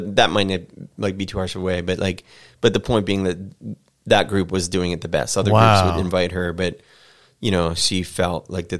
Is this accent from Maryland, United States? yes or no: yes; Annapolis, Maryland, United States; I mean, I did, you know, growing up in Annapolis, Maryland, Annapolis, like Baltimore, I believe is, or at least was back in the day, a majority African American city.